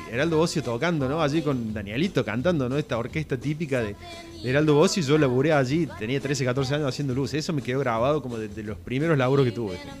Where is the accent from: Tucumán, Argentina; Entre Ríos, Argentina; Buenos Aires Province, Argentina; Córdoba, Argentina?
Córdoba, Argentina; Yo nací en, barrio Talleres Oeste, allí en la zona cerca del Walmart, ¿no? En la claro. zona de los ferrocarriles